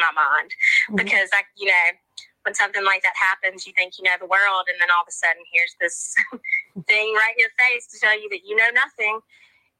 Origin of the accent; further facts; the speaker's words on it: Mississippi, United States; just a regular Southern girl. I was born and raised in Mississippi.